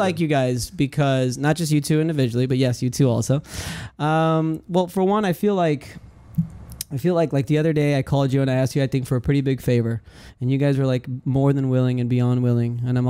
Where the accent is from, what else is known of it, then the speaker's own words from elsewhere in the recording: Miami, Florida, United States; now in Tampa, United States; I'm Westchester. Sweetwater. Born and raised on Fontainebleau.